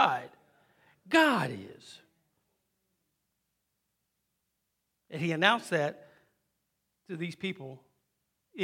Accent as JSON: {"language": "English", "town": "Wilmington", "region": "Ohio", "country": "United States"}